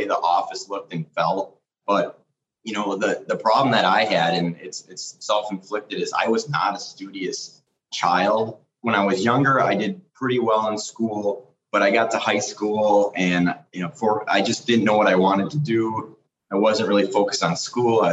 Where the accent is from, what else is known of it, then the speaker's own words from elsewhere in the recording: Green Bay, Wisconsin, United States; also born or lived in Eau Claire, Wisconsin; But I spent most of my life on the eastern part of Wisconsin, Green Bay Packers. Real blue collar city